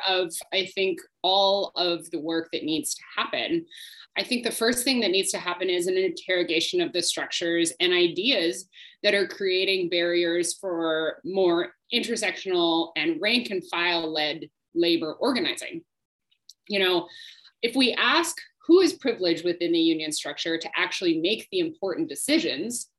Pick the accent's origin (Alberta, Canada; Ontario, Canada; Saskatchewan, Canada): Saskatchewan, Canada; I grew up in Saskatchewan